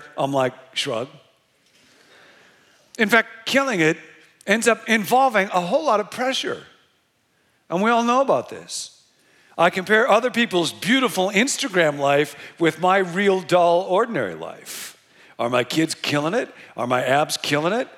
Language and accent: English; Rockford, Illinois, United States; now in Bay Area, United States; I grew up in Rockford, Illinois